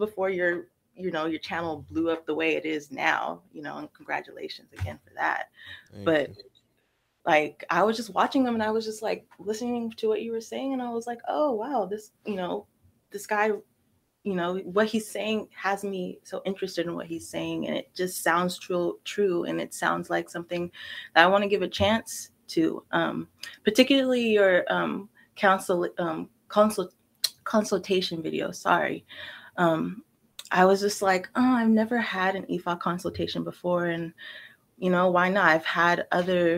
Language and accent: English; Sacramento, California, United States; also born or lived in Brooklyn, New York / San Francisco; the area that I grew up in Sacramento is pretty